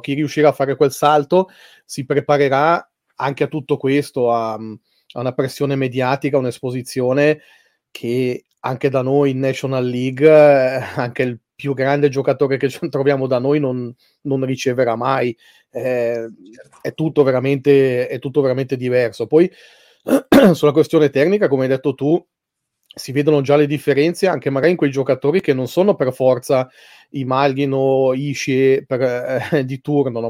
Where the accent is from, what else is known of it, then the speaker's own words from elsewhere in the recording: Switzerland; siamo in una piccola, una piccola realtà noi in Svizzera